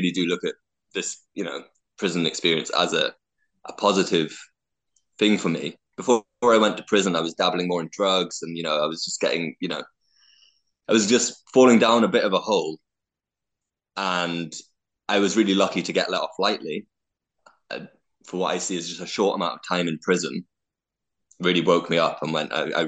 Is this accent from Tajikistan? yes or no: no; United Kingdom; I'm British and I'm white